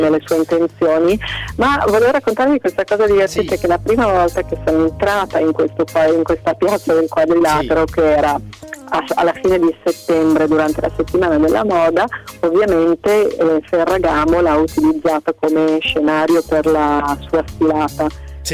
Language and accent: Italian; Milan, Lombardy, Italy; io da milanese